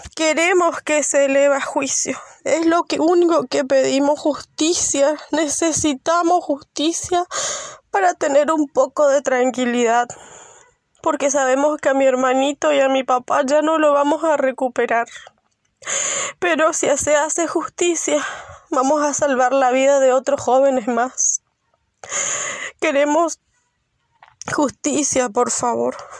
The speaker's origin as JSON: {"language": "Spanish", "town": "Santa Ana", "region": "Misiones", "country": "Argentina", "said": "Soy de la localidad de Santa Ana, Misiones"}